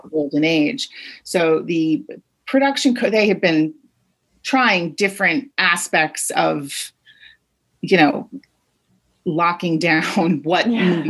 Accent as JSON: {"language": "English", "region": "Rhode Island", "country": "United States", "tie": "born or raised there", "said": "I grew up in Rhode Island"}